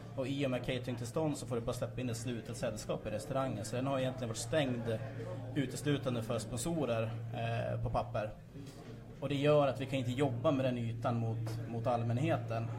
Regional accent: Gävle, Gävleborg County, Sweden; Jag själv är uppväxt i Gifland, jag kommer från Sörby

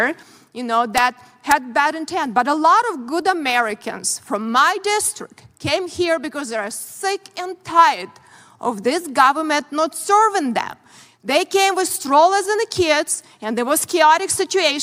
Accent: Ukraine; born or raised there; moved away as an adult; now in United States

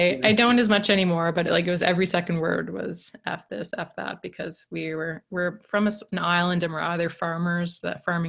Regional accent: Canada; accent: East Coast; where I'm from in Canada, they kind of say like we're the, I've had Americans call us like, said we sound like Irish rednecks. And so it's very like colloquial, kind of small island

